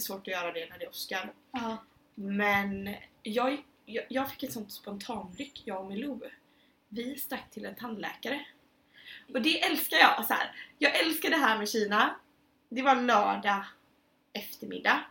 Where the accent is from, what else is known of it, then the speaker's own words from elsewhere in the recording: Sweden; moved away; jag var hemma i Sverige i somras